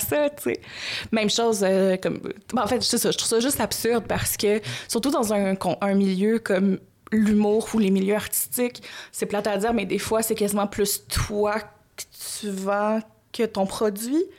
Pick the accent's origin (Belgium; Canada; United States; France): Canada; Gatineau, Quebec; je viens de Gatineau